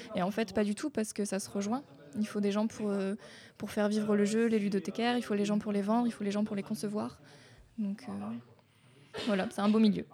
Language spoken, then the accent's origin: French; Hauts-de-France, France; moved away; je viens du nord de la France, je peux pas être plus au nord